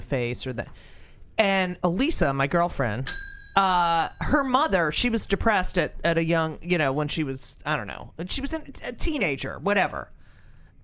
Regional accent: Clark, New Jersey, United States; I grew up in Clark

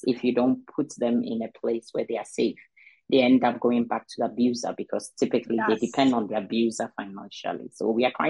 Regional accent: Ghana; I am originally from Ghana, and I got married to a Danish guy

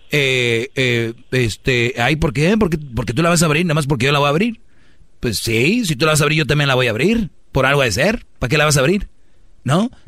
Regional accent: Nayarit, Mexico; Nosotros somos de Nayarit.

